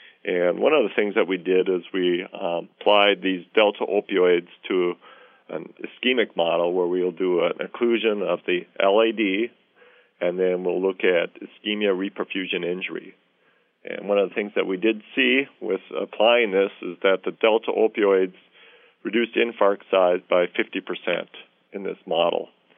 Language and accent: English; Minnesota, United States; But being a Minnesotan, you know, and loving the outdoors, I jumped at the opportunity for this.